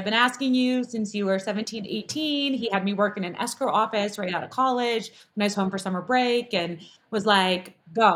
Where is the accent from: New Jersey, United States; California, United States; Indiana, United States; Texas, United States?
California, United States; Southern; moved away as an adult; now in Las Vegas, United States; I grew up in Southern California, third generation Southern Californian